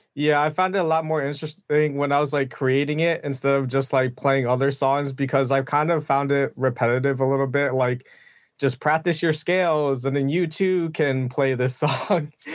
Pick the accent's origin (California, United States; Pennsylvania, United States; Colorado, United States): Pennsylvania, United States; now in Kansas City, United States; I grew up in Pennsylvania